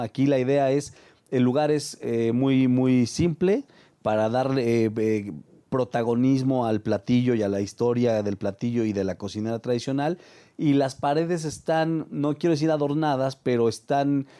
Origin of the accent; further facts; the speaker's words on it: Mexico; Como mexicanos